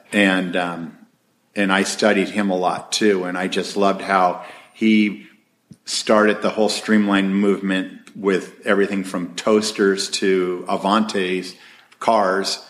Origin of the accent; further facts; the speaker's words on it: Huntington Beach, California, United States; I grew up in Huntington Beach and uh, two blocks from the beach